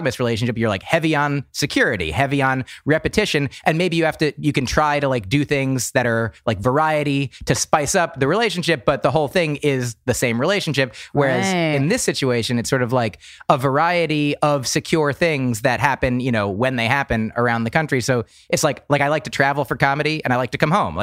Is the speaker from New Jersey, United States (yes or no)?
yes; New Jersey, United States; moved away; also born or lived in Boston; I grew up in New Jersey